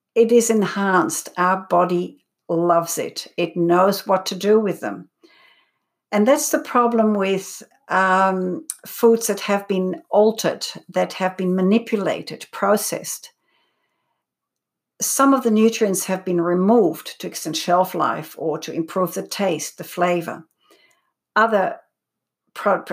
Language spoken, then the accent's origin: English; Netherlands; also born or lived in Belgium; now in Australia; when I came to Australia 37 years ago, I'm originally from Holland, growing up in Belgium as well